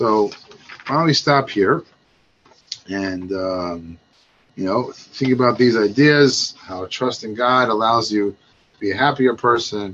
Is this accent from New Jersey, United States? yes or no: no; Baltimore, Maryland, United States; I'm from Baltimore